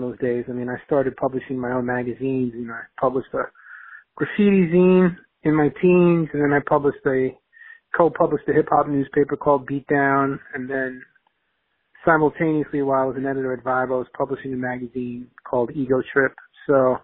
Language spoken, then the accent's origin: English; New York City, New York, United States; I grew up in Queens with a single mom from Haiti, in the hood